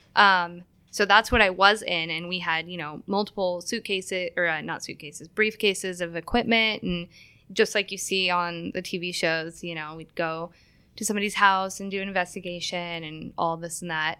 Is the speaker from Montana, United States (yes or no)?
yes; Billings, Montana, United States; moved away as an adult; also born or lived in California; now in Spokane, United States; I was in the first grade, and we moved into a house, um, in Billings, Montana.